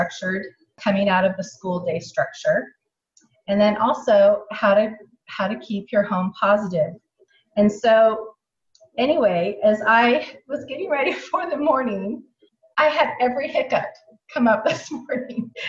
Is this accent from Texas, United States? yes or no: no; Provo, Utah, United States; now in Alabama, United States; I am from Provo, Utah